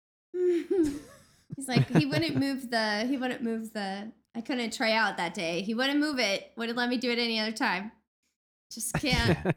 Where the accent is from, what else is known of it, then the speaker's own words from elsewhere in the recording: Missouri, United States; I'm from Missouri